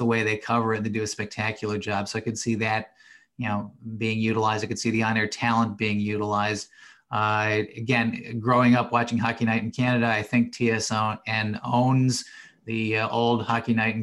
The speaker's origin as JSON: {"language": "English", "town": "Cleveland", "region": "Ohio", "country": "United States", "tie": "born or raised there", "said": "I grew up in Cleveland, Ohio"}